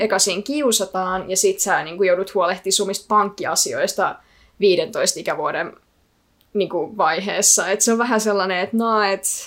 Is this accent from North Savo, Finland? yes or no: yes; Kuopio, North Savo, Finland; first language Icelandic; Finnish is a second language; also born or lived in Iceland; Mä synnyin vuonna 2001 Kuopiossa, kyssairaalassa